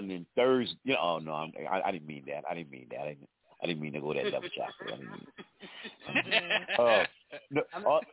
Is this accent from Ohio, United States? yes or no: no; Lafayette, Louisiana, United States; I'm originally from Lafayette, Louisiana, born and raised